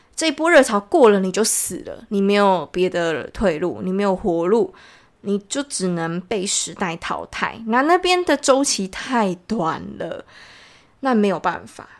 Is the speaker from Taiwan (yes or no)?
yes; Taiwan; 超级有钱的很多都比我们台湾人有钱